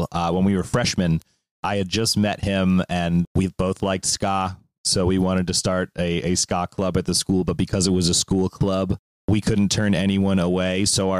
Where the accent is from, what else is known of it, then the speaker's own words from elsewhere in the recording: Maryland, United States; where we grew up in Maryland